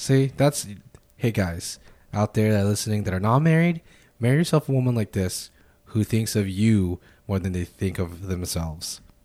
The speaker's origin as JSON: {"language": "English", "country": "United States", "said": "us as American people"}